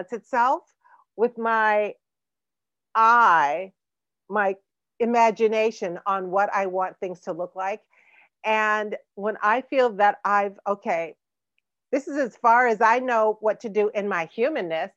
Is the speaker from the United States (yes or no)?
yes; Chicago, Illinois, United States; I was born in Provident Hospital on the south side of Chicago